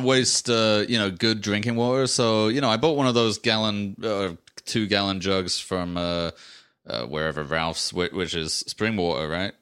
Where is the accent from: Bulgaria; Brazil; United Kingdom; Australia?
United Kingdom; England; moved away as an adult; now in United States; I grew up in England